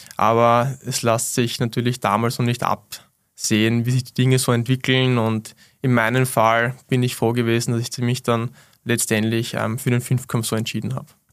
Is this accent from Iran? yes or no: no; Wiener Neustadt, Lower Austria, Austria; in meinem Heimatort Wiener Neustadt